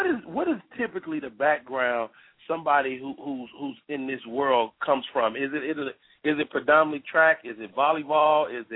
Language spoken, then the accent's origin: English; Chicago, Illinois, United States; I grew up in Chicago watching the great Walter Payton